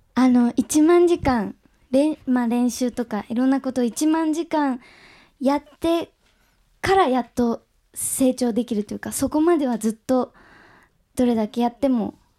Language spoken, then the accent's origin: Japanese; Nagasaki, Japan; 私長崎出身